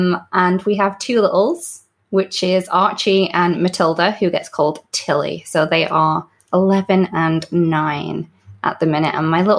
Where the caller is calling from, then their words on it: Buckley, Wales, United Kingdom; So I am in Buckley, which is in North Wales, which is in the UK.